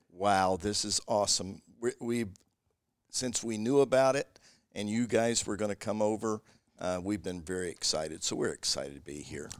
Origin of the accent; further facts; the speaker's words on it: Kentucky, United States; I'm from Kentucky